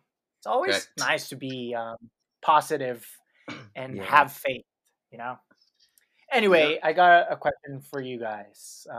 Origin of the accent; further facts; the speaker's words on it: Philippines; now in United States; where we chat, laugh, and pour our hearts out about being Filipino millennials here in the US.